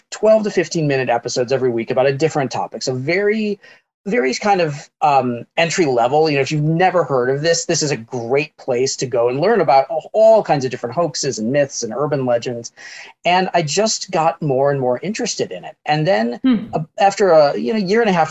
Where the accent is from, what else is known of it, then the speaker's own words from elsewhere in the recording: Chicago suburbs, Illinois, United States; I grew up in the Chicago suburbs